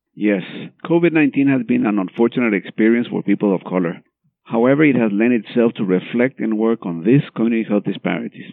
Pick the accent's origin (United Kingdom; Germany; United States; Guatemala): Guatemala; moved away; I'm from Guatemala.